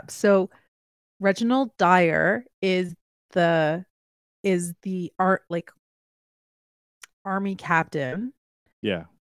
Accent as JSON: {"language": "English", "country": "Canada", "tie": "born or raised there", "said": "I am half British. So, born in Canada. Yay. I'm a great Canadian mutt."}